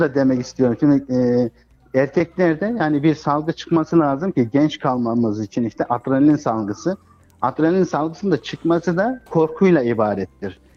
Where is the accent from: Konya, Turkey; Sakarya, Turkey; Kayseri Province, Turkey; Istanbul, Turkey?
Kayseri Province, Turkey; Kayseri; Biz aç gözlü bir toplum değiliz Kayseriler olarak